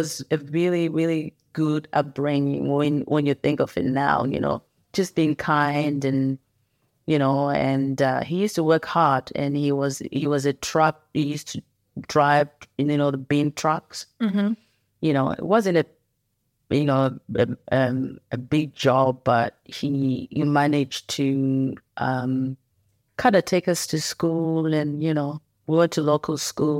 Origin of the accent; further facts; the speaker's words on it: Bulawayo, Zimbabwe; And I was born in Bulawayo, in Zimbabwe, which is the second largest city in that country.